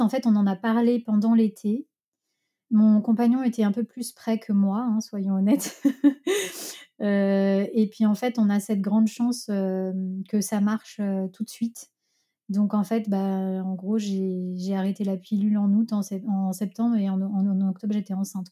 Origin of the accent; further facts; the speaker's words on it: Lyon, Auvergne-Rhône-Alpes, France; je suis lyonnaise, donc j'ai habité à Lyon euh, chez mes parents